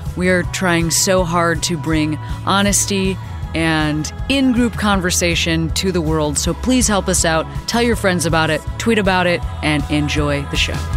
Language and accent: English; Chicago, Illinois, United States; But Chicago is one of those places. That's where I grew up.